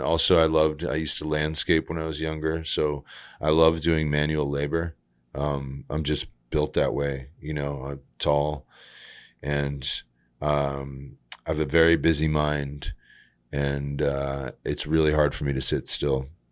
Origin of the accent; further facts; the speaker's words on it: Groton, Connecticut, United States; moved away as an adult; also born or lived in San Francisco; Growing up in Groton, Connecticut, it's, what we had was empty parking lots